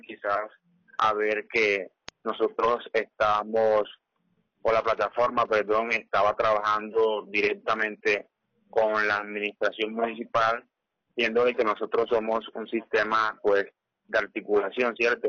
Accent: Sincé, Sucre, Colombia; Yo soy del corregimiento de Granada.

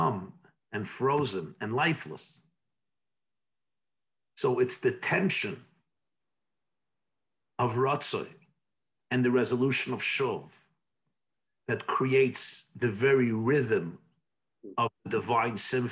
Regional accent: New York City, New York, United States; I was born in 1972 in Brooklyn, New York, in the Crown Heights section of Brooklyn

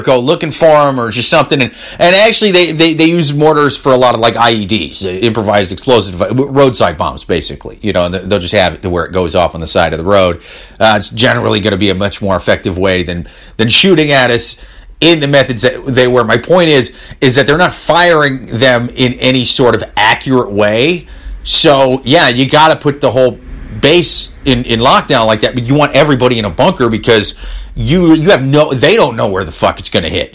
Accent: Iowa, United States; I'm from Iowa. That's the Midwest.

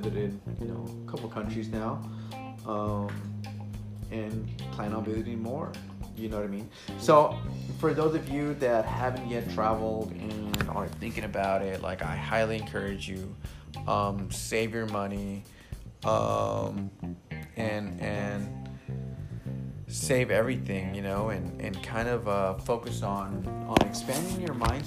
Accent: United States; I'm American

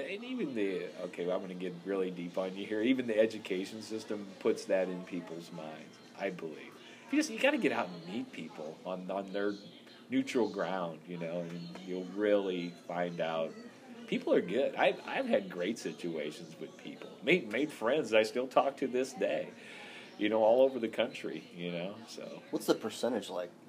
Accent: St. Louis, Missouri, United States; I'm from St. Louis because it's the major city in this area. They'd be like, "Hey, where are you from?" I'd be like, "Oh, St. Louis, Missouri."

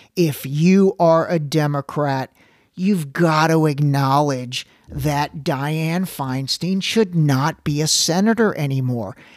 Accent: Ohio, United States; I lived, I grew up in Ohio

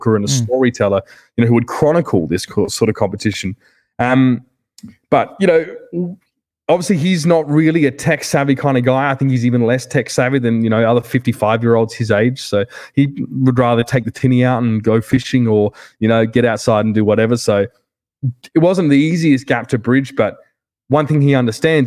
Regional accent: South Australia, Australia; moved away as an adult; now in United States; my identity as an Australian

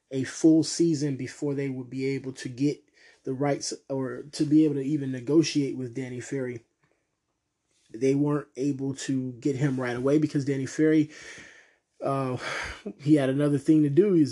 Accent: Cleveland, Ohio, United States; a uh, young person growing up in Cleveland

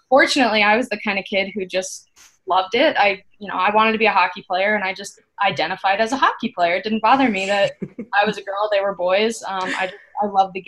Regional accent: Chandler, Arizona, United States; Chandler, Arizona. It's my hometown.

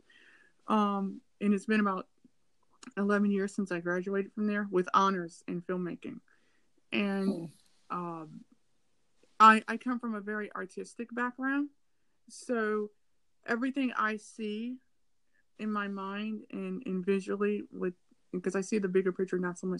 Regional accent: United States; Me being African American, and I come from a very eclectic family

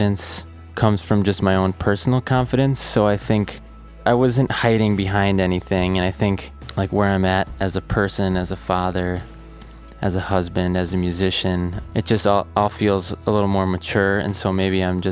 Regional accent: Wisconsin, United States; growing up in Wisconsin

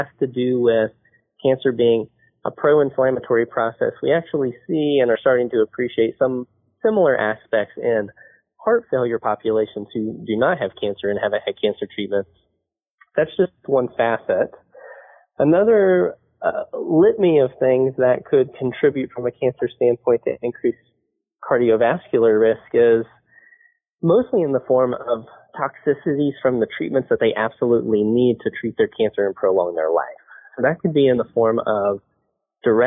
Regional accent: Huntington, West Virginia, United States; moved away as an adult; also born or lived in Portland, Oregon / Louisville, Kentucky; I grew up in Huntington, West Virginia, and I stayed there for undergrad and medical school at Marshall University.

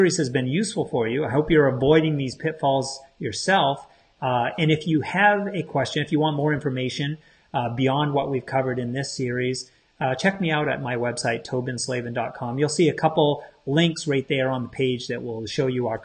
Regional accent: Maine, United States; I'm from Maine, on the coast of Maine, where we pay attention to our tides

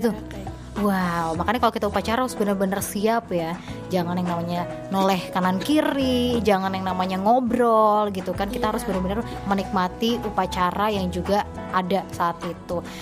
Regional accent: Bandung, West Java, Indonesia; Uh, aku kan sendiri orang Bandung nggak tahu nih letaknya di mana gitu di SMKN Pertanian Karawang ini.

